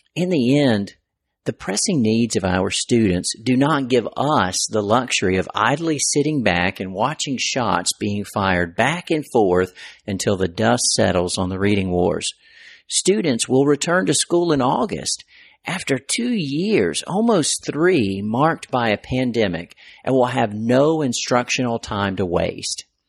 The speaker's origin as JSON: {"language": "English", "region": "North Carolina", "country": "United States", "said": "my home state of North Carolina"}